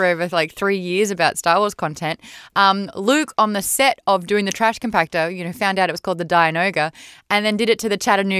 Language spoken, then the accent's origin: English; Australia; As an Australian